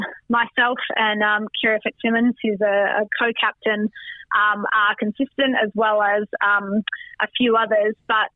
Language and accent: English; Melbourne, Victoria, Australia; moved away as an adult; now in Hong Kong; when I was growing up in Melbourne, Victoria